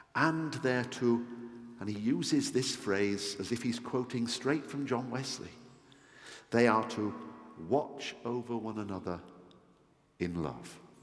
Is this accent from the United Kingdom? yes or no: yes; Yorkshire and the Humber, United Kingdom; I'm a Yorkshireman